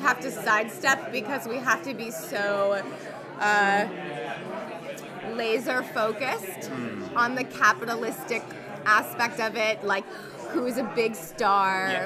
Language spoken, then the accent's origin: English; Los Angeles, California, United States; I'm from Los Angeles, and I've lived through many earthquakes